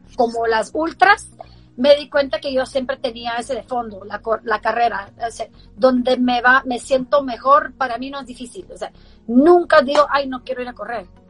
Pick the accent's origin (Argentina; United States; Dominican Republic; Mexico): United States; Baltimore, Maryland; yo crecí en Baltimore